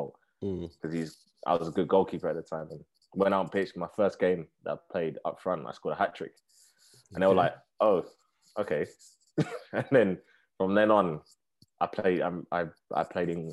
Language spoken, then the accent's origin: English; Harrow, London, United Kingdom; I grew up in Harrow, which is in Northwest London